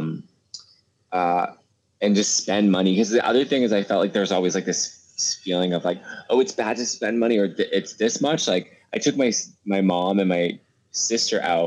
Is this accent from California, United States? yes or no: no; Bedford, Massachusetts, United States; we would go to this restaurant in my town. I'm from Bedford, Massachusetts.